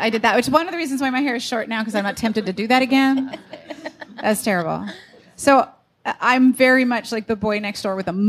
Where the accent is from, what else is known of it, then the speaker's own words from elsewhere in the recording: Pittsburgh, Pennsylvania, United States; I was growing up in Pittsburgh when there was like Mario Lemieux and Jaromir Jagr